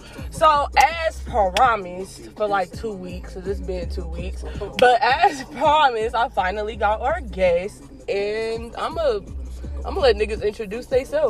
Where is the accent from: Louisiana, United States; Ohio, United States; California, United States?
Ohio, United States; now in Texas, United States